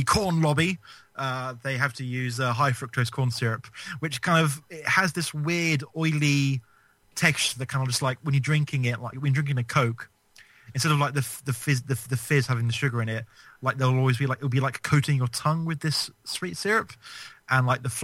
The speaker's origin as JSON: {"language": "English", "region": "England", "country": "United Kingdom", "said": "I'm English. I live in England"}